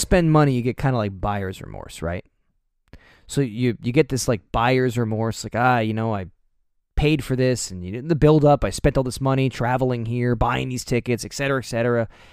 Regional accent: New Jersey, United States; We're from New Jersey.

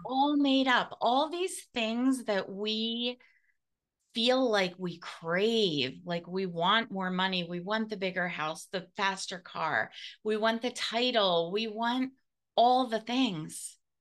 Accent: United States; I'm so American.

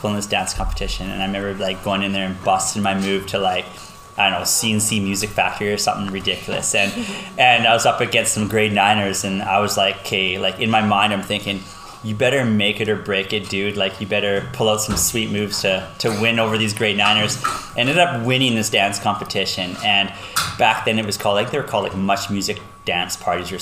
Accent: Lloydminster, Canada; I grew up in Lloyd, born and raised here my entire life

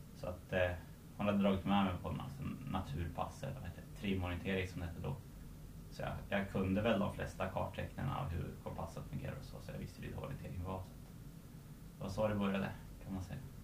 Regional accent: Surahammar, Västmanland, Sweden; also born or lived in Stockholm / Tullinge; jag är uppväxt i Surahammar

